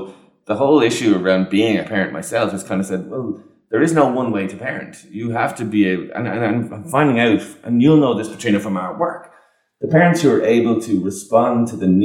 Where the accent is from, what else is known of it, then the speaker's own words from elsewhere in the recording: Ireland; as Irish people